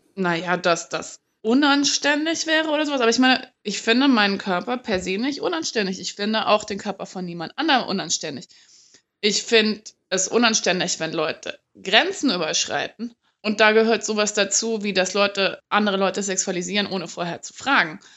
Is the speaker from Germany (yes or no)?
yes; West Germany, Germany; ich komme ursprünglich aus Westdeutschland